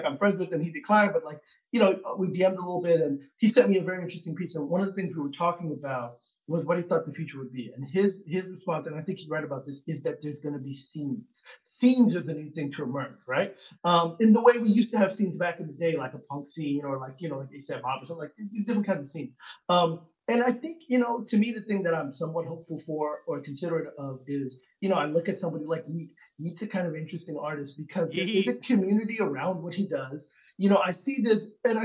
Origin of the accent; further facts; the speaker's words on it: Bangladesh; moved away; I'm from Bangladesh. You know, it's where I was born.